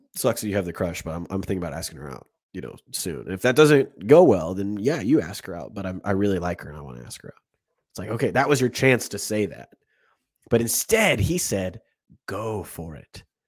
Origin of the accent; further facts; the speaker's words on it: United States; as an American